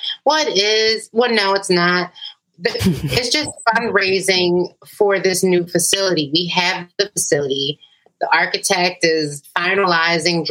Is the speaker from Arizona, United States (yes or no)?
no; Philadelphia, Pennsylvania, United States; growing up on Fletcher Street